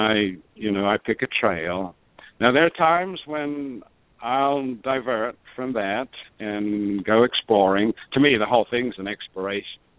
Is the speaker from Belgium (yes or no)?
no; South Australia, Australia; moved away as an adult; also born or lived in Adelaide, Australia / Tulsa, United States / Houston, United States; now in Albuquerque, United States; I was born in born and raised in Australia